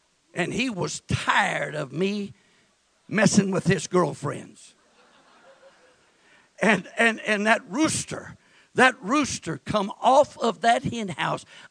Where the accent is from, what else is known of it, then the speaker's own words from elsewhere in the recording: West Texas, United States; I was born and raised in West Texas in my formative years